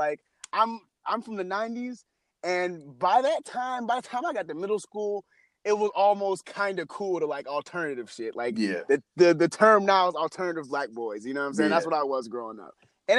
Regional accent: the South, United States; I'm from the South, guys.

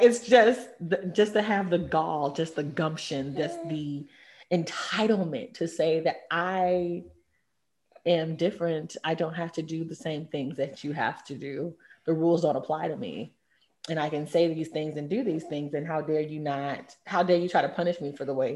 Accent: Texas, United States; moved away as an adult; also born or lived in New York; coming from Texas, the only people of Hispanic descent that I had met, or Latin descent, were from Mexico

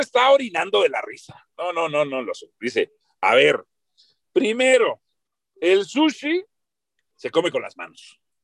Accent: Mexico City, Mexico

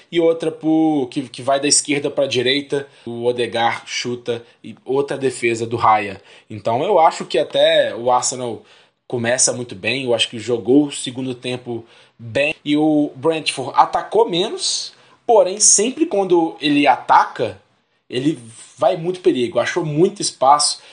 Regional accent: Belo Horizonte, Minas Gerais, Brazil; somos de BH

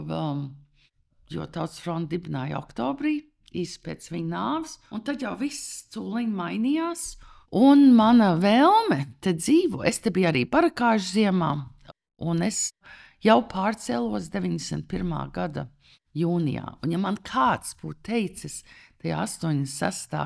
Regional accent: New York, United States; first language Latvian; moved away as an adult; also born or lived in California; now in Latvia; kad es piedzimu Amerikā, radīt Manhattanā

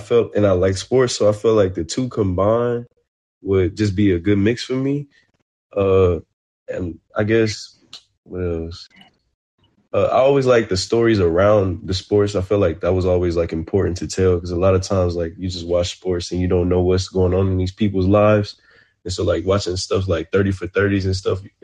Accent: Texas, United States; moved away as an adult; I'm from Texas

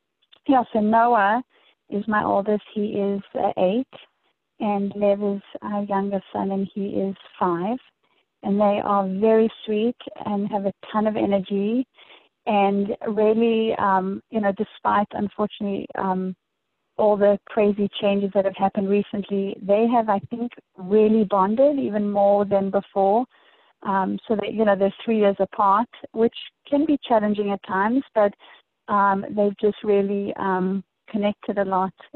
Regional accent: Dallas, Texas, United States; moved away as an adult; also born or lived in Johannesburg, South Africa; now in St. Louis, United States; my immediate family immigrated to Dallas, Texas, where I guess grew up through high school.

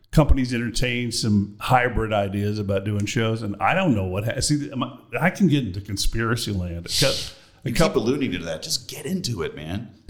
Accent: Austin, Texas, United States; moved away; I was born in Austin, Texas, baby.

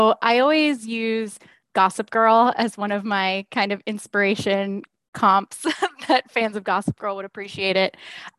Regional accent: Florida, United States; now in Kansas City, United States; I live in the Kansas City area now. I'm a transplant from Florida, enjoying sort of having some seasons now.

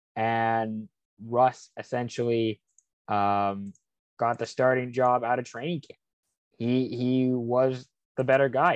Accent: Lake Stevens, Washington, United States; moved away; also born or lived in Kirkland, Washington; I'm originally from Seattle. Kirkland, Washington was born there grew up uh, mostly in Lake Stevens, Washington

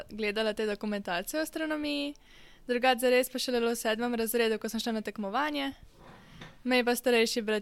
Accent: Novo Mesto, Slovenia; prihajam iz Novega mesta, sem dijakinja drugega letnika na tehnički gimnaziji na šolskem centru.

